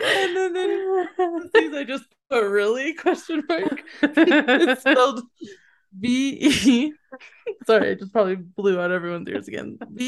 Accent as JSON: {"language": "English", "town": "Point Pleasant", "region": "West Virginia", "country": "United States", "said": "I come from Point Present, Virginia, West Virginia."}